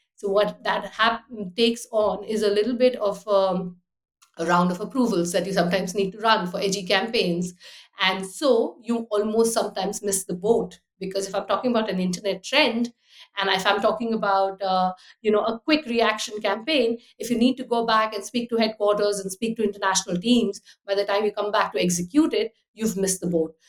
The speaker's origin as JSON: {"language": "English", "country": "United Arab Emirates", "tie": "born or raised there", "also_born_or_lived": "Delhi, India / Austria", "moved": "as an adult", "lives_now": "London, United Kingdom", "said": "I was born in Delhi, grew up in the Abu Dhabi, Dubai, so lots of people, big city life"}